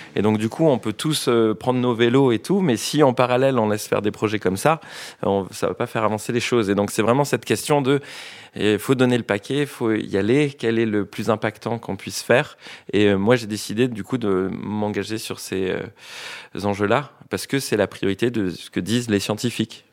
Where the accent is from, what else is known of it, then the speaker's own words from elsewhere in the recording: French Polynesia; je viens de Tahiti